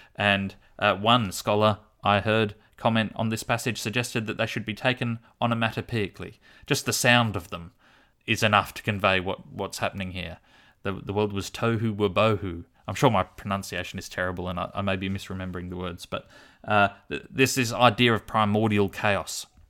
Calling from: Launceston, Tasmania, Australia; I'm calling from Launceston, Tasmania

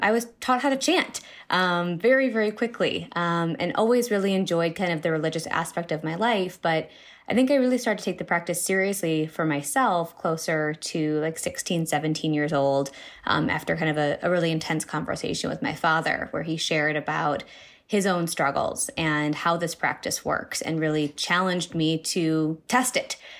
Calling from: Chicago, Illinois, United States; I am calling from Chicago

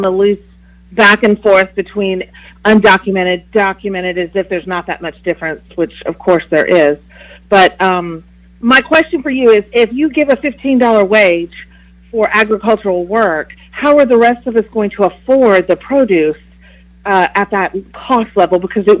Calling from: Huntsville, Alabama, United States

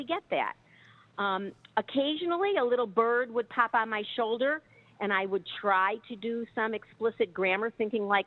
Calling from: Chicago, Illinois, United States; I'm calling from Chicago.

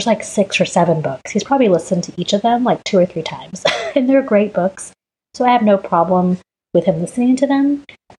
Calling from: Dallas, Texas, United States; I am calling in from Dallas, Texas.

